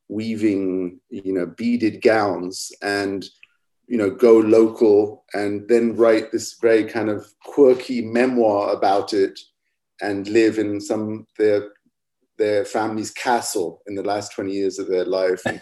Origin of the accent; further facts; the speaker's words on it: England, United Kingdom; also born or lived in Middle East / Egypt; So I grew up in England mostly, spent a lot of time in the Middle East and Egypt, where they have a quite specific kind of English Arab accent.